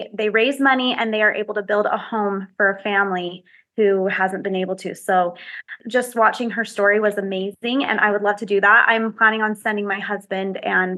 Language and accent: English; Utah, United States; I was born and raised here in Utah